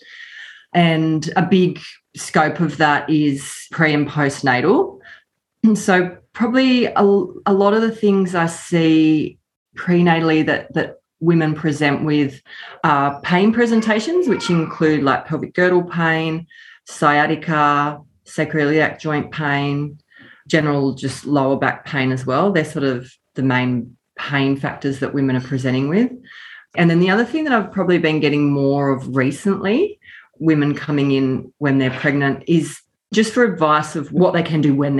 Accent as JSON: {"language": "English", "area": "Nambucca Valley", "region": "New South Wales", "country": "Australia", "tie": "born or raised there", "moved": "as an adult", "said": "I grew up in the Nambucca Valley, moved away for study and work"}